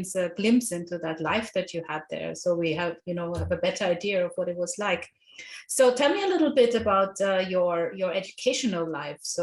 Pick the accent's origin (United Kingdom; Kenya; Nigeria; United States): Nigeria; I grew up in Nigeria